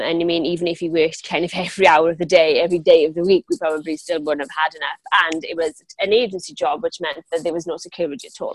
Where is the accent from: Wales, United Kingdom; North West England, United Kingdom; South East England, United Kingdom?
Wales, United Kingdom; Pontypridd; accent: Welsh; I'm from South Wales. Um, I was born in a town, same town as Tom Jones, actually.